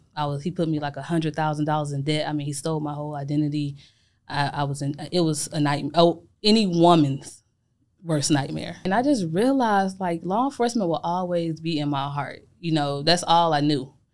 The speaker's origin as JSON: {"language": "English", "town": "Atlanta", "region": "Georgia", "country": "United States", "tie": "born or raised there", "also_born_or_lived": "Chicago, Illinois", "said": "I'm from Chicago, Illinois. I was born, but I was raised in Atlanta, Georgia"}